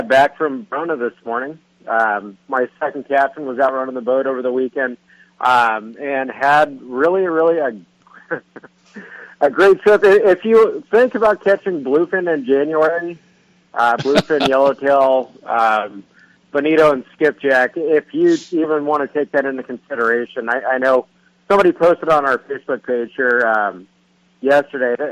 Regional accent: Ventura, California, United States; growing up in Ventura fishing San Nicolas Island in the fall

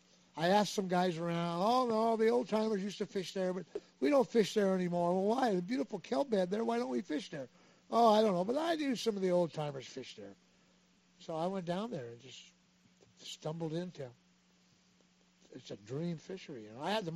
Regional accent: Redondo Beach, California, United States; I grew up fishing halibut on the Redondo Beach Pier.

